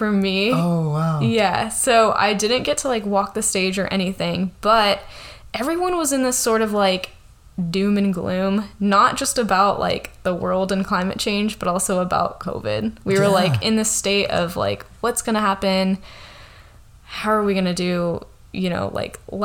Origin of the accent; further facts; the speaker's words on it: Modesto, California, United States; also born or lived in Riverbank, California / Santa Barbara, California; I grew up here in the Central Valley. I grew up in Modesto. Yeah, moved to Riverbank